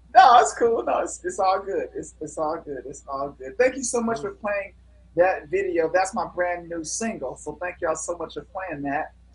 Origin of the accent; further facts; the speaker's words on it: Cleveland, Ohio, United States; moved away as an adult; also born or lived in Versailles, France / Chicago; I'm from Cleveland, Ohio